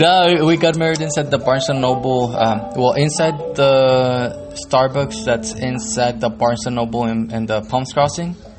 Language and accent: English; San Juan, Texas, United States; also born or lived in Reynosa, Tamaulipas, Mexico; I was born here uh, in yeah. San Juan